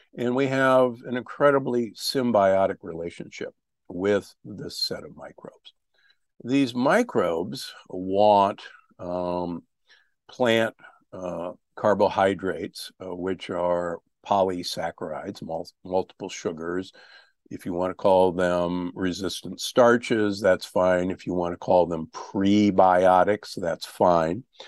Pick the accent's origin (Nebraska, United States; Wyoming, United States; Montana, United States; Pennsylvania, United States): Nebraska, United States; Omaha; I grew up in Omaha, Nebraska, the beef capital of America